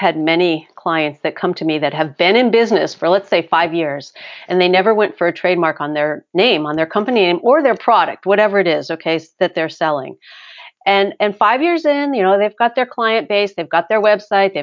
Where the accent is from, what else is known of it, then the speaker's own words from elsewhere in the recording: Connecticut, United States; now in California, United States; I grew up on the East Coast